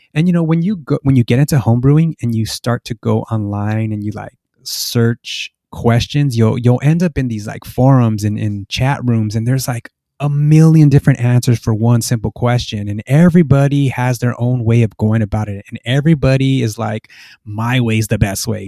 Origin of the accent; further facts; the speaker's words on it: Los Angeles, California, United States; moved away as an adult; now in Norwalk, United States; I'm from Boyle Heights, which is a, uh, kind of area in East Los Angeles.